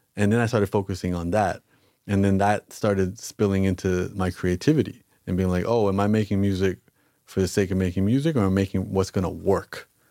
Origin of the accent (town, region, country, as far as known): Canada